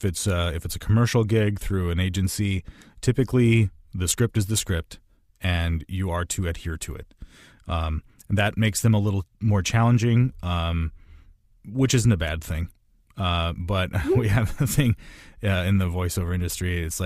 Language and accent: English; Midwest, United States; I'm from the Midwest most of my life